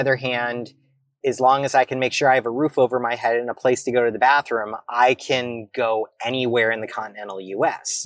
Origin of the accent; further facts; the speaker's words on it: United States; I, as an American, as an American citizen